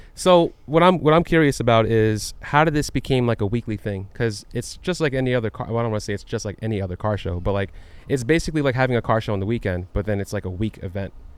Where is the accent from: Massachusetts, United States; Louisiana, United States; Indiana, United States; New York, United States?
New York, United States; I'm from New York